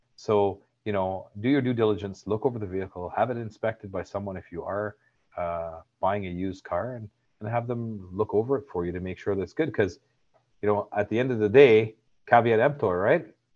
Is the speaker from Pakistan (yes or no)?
no; Barbados; now in Canada; I'm from Barbados